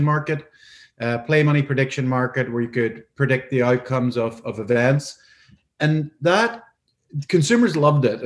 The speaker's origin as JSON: {"language": "English", "region": "Northern Ireland", "country": "United Kingdom", "tie": "born or raised there", "also_born_or_lived": "Scotland", "moved": "as an adult", "said": "born and brought up in Northern Ireland"}